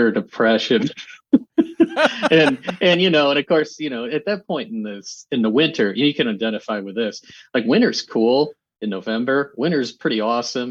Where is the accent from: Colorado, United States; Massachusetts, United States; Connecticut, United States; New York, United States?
New York, United States; Rochester; now in Atlanta, United States; I'm from Rochester, New York. I'm a big Bills fan. I now live in Atlanta